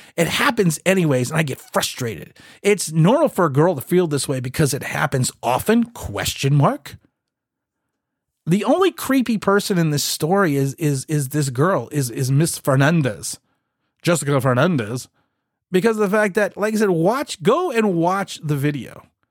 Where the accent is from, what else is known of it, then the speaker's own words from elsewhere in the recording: United States; My father was born here. I was then born here. We came over from Ireland.